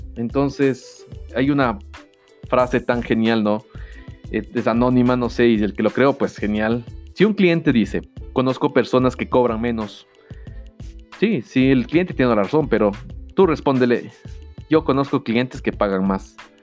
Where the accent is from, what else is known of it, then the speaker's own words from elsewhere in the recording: Ecuador; en mi país, en Ecuador